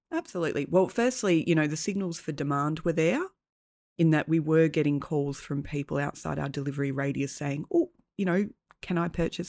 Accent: Tasmania, Australia; I grew up in Tassie

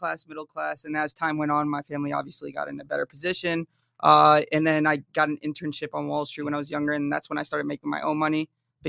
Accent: Jersey City, New Jersey, United States; born there; So, I mean, I was born in New Jersey, Jersey City.

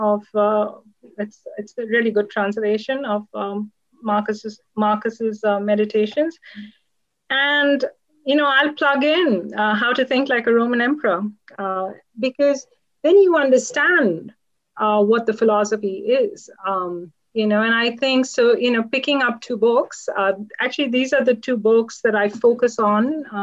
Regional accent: Kolkata, West Bengal, India; I was born in Calcutta, India

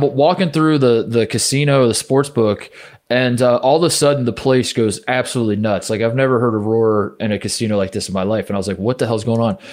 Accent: Midwest, United States; born or raised there

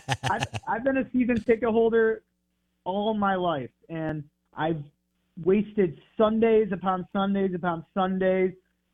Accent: Michigan, United States; moved away as an adult; now in Mississippi, United States; I'm from Michigan. Haven't lived in the South before. Got here in April.

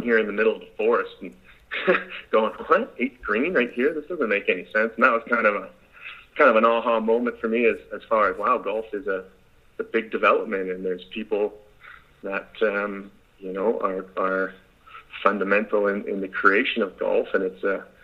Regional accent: Canada; I'm Canadian

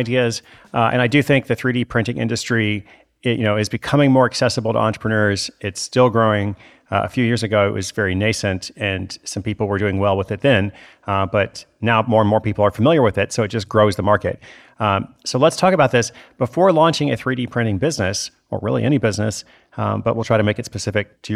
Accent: Portland, Oregon, United States; I'm actually in Portland, Oregon, my hometown, tonight

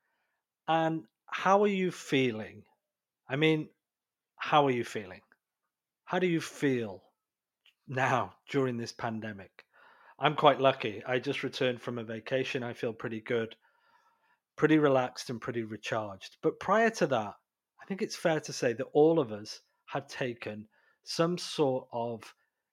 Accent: United Kingdom; moved away; I'm British originally

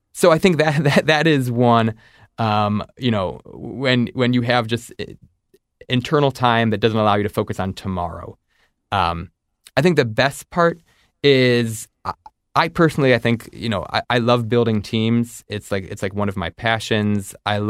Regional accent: Ohio, United States; I'm a Midwesterner, I'm Ohioan

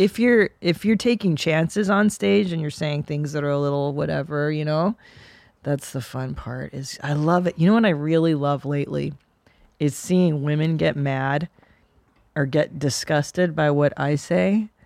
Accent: Southern California, United States; I grew up in Southern California

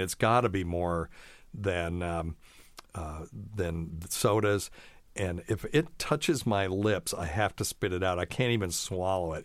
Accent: the South, United States; also born or lived in Vermont; I've always lived in the South, except for a few years in my youth.

